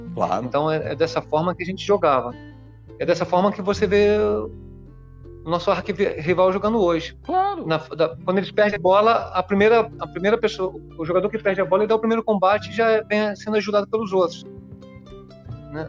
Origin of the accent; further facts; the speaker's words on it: Espírito Santo, Brazil; moved away; eu sou capixaba, né, cara? Eu, eu fui descoberto lá jogando uma competição no meu estado